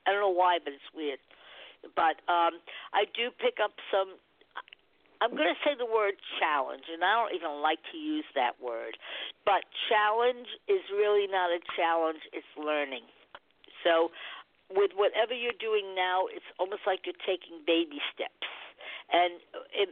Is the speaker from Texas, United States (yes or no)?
no; Long Island, New York, United States; I'm a Long Islander